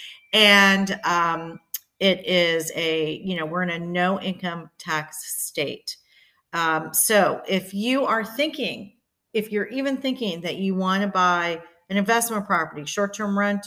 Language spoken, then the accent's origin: English; Boca Raton, Florida, United States; Growing up in Boca, we spent a lot of time in Fort Lauderdale